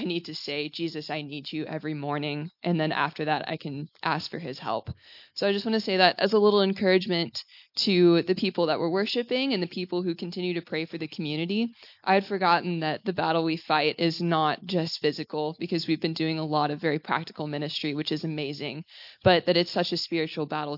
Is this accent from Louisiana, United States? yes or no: no; Texas, United States; moved away; originally from Texas in the U.S.